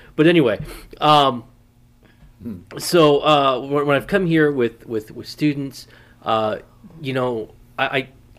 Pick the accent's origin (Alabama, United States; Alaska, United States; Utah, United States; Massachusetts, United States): Massachusetts, United States; moved away; also born or lived in California; I was born in California. Oh. My mom died when I was about 3 years old or so. Mm. And so we moved back with my grandparents in Massachusetts.